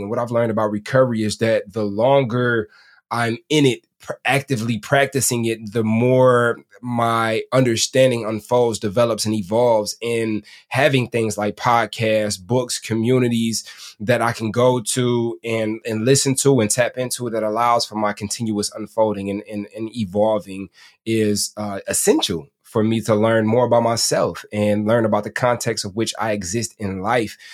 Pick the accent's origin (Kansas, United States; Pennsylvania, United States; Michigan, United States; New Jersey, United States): Michigan, United States; Detroit; I'm from Detroit